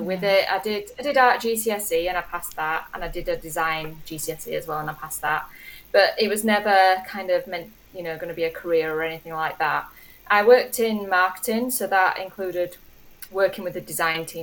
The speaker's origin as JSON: {"language": "English", "region": "Yorkshire and the Humber", "country": "United Kingdom", "said": "I'm from West Yorkshire, a really tiny village in West Yorkshire in England."}